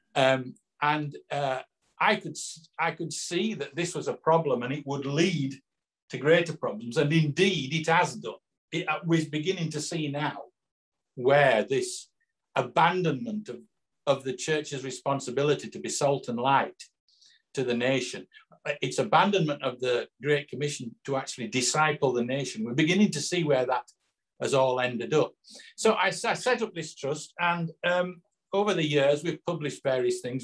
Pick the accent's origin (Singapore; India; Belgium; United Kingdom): United Kingdom; Yorkshire and the Humber; now in Somerset, United Kingdom; I'm from Yorkshire originally, as you probably tell. Well, Scott will tell from my accent. But I now live down in Somerset